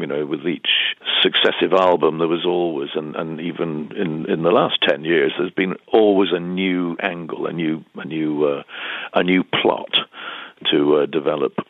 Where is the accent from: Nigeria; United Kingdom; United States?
United Kingdom; we as British